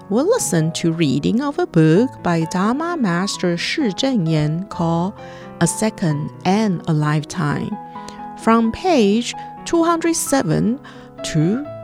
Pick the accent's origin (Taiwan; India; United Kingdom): Taiwan; Hualien, Hualien County; Hello everyone … I'm from Hualien, Taiwan.